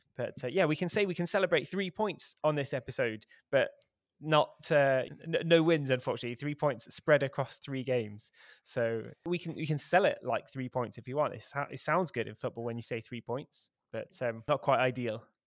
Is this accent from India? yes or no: no; Cheltenham, South West England, United Kingdom; moved away; my hometown newspaper about what I thought of our, of our football team, which is, uh, Cheltenham Town